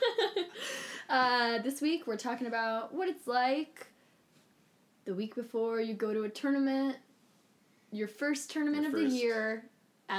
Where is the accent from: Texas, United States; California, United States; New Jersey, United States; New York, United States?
California, United States; I am from California